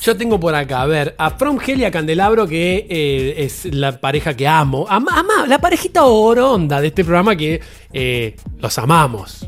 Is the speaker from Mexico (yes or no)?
no; Buenos Aires, Argentina; Yo nací en Buenos Aires